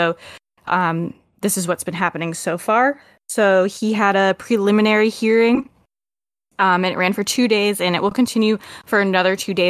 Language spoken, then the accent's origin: English; United States; as an American